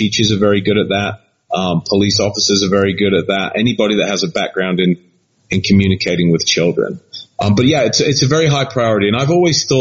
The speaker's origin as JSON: {"language": "English", "town": "Leicester", "region": "East Midlands", "country": "United Kingdom", "tie": "born or raised there", "said": "my hometown of Leicester"}